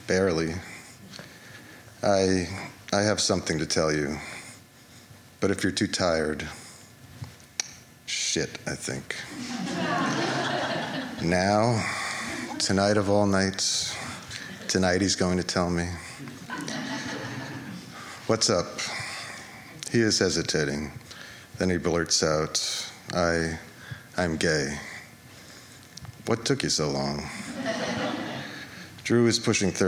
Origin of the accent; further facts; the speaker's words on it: Larchmont, New York, United States; now in New York City, United States; our mom's house in Larchmont, where we grew up